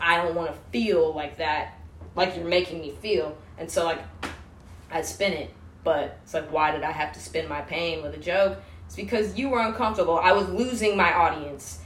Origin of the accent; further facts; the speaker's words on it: outside Washington D.C., District of Columbia, United States; moved away as an adult; now in Bellingham, United States; or outside Washington D.C.